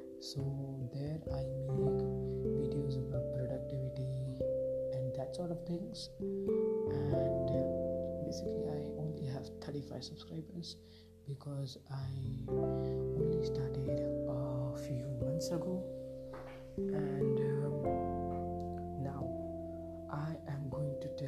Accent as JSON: {"language": "English", "town": "Vadodara", "region": "Gujarat", "country": "India", "said": "I am from India. In India there is a state named Gujarat, and in Gujarat I am from Vadodara"}